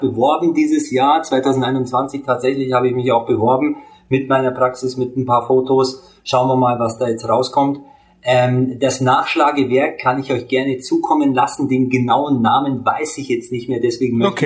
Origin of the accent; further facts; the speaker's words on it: Hungary; ich bin Ungar